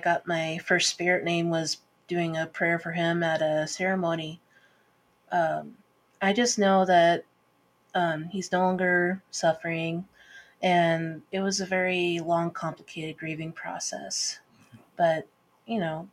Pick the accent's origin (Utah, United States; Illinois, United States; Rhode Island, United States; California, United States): California, United States; Petrolia; also born or lived in Belcourt, North Dakota (ancestral roots); I was born and raised in Northern California in a small town called Petrolia